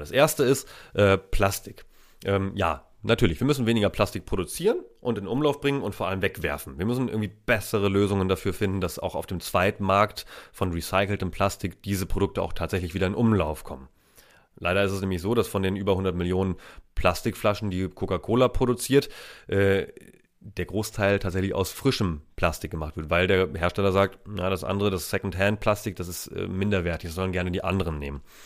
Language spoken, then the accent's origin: German; Steinburg district, Schleswig-Holstein, Germany; Da, wo ich herkomme, das ist in Schleswig-Holstein